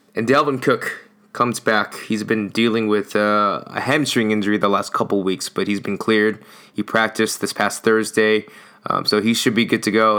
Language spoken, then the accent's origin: English; Alameda, California, United States; moved away; my hometown's Alameda